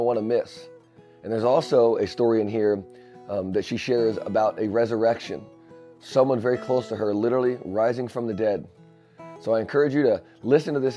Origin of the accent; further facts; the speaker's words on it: Bunker Hill, United States; I'm from Bunker Hill